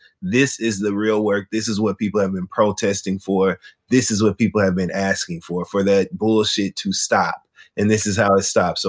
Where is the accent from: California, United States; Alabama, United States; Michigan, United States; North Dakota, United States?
Michigan, United States; Flint; This is my hometown. We've talked about this previously. I was born and raised in Flint, Michigan.